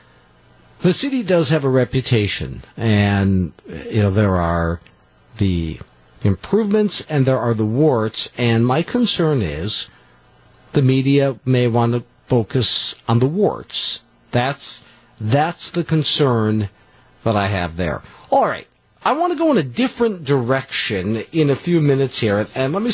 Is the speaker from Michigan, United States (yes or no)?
no; Green Bay, Wisconsin, United States; I'm a goofball from Green Bay